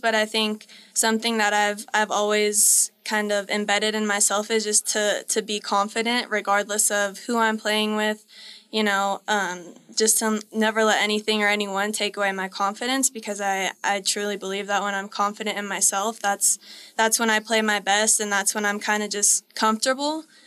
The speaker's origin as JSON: {"language": "English", "region": "Colorado", "country": "United States", "said": "we're both from Colorado"}